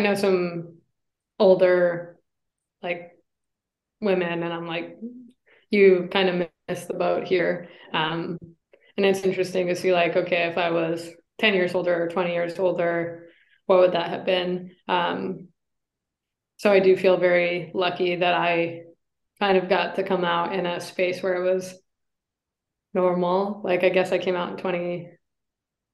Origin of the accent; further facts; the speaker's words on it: Ann Arbor, Michigan, United States; moved away; I grew up in Michigan, and I was in Ann Arbor